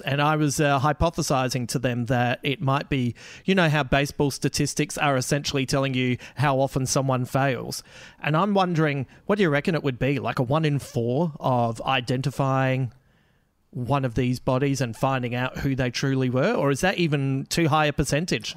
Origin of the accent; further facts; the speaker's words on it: Adelaide, South Australia, Australia; my hometown.